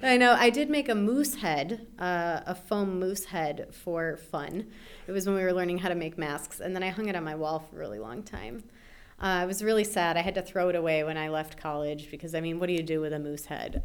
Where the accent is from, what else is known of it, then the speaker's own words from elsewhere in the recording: Chicago, Illinois, United States; also born or lived in St. Paul, Minnesota; Born in St. Paul, Minnesota, in the Twin Cities. And I lived there for two years, and then my parents moved to Chicago